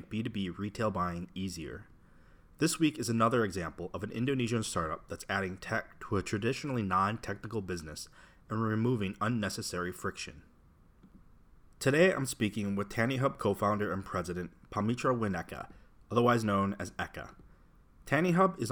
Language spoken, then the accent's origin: English; Wisconsin, United States; I grew up in Wisconsin, nicknamed the Dairy State